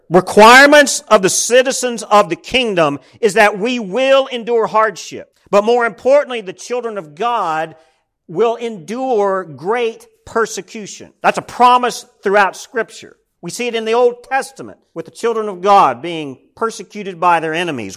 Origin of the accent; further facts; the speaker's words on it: United States; we as American Christians